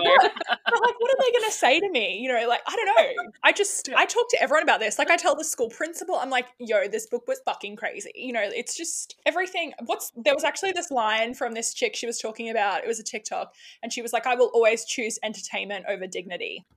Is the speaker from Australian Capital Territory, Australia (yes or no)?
no; Sydney, New South Wales, Australia; accent: Australian; now in Queensland, Australia; I'm from Sydney originally. Um, yeah, right near the beaches there